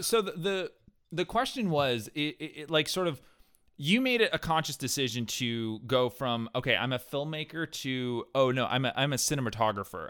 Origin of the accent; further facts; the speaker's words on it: New Hampshire, United States; I grew up in New Hampshire.